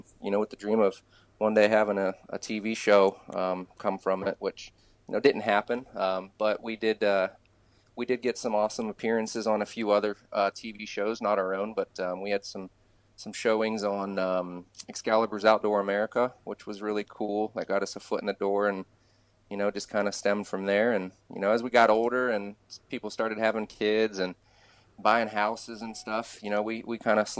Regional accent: Ohio, United States; also born or lived in California; I'm a Ohio boy, born and bred. I've been here most of my life

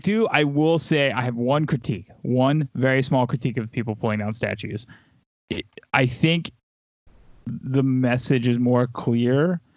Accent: the South, United States; Like I said, I grew up in the South. Like, I was around these people my whole life.

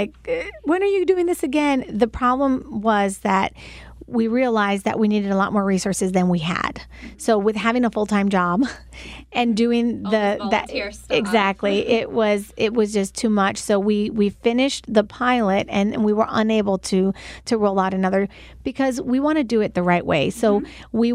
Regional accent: Puerto Rico; first language English; moved away; also born or lived in New York, United States; I was born in New York and moved to Puerto Rico at the age of 8 and didn't speak any Spanish whatsoever.

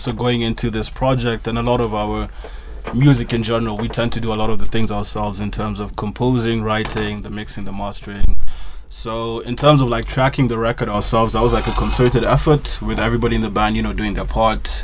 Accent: Kenya; we're coming from Kenya as a punk band

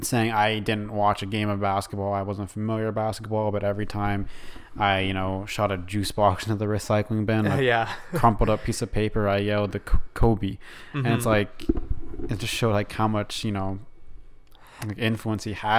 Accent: Canada; we're from Canada

